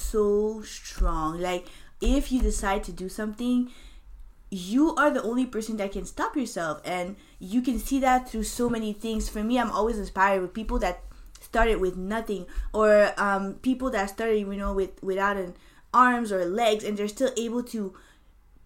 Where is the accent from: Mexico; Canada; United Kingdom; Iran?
Canada; moved away as an adult; now in United States; I'm Canadian